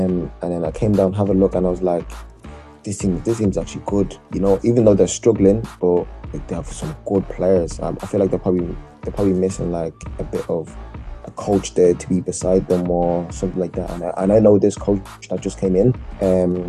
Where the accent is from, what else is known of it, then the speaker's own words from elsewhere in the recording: South Africa; moved away; being a South African